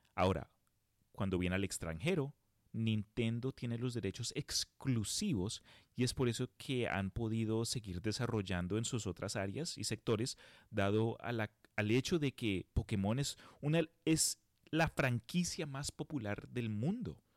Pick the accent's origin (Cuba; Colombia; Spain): Colombia; now in United States; cuando yo emigré de Colombia a los Estados Unidos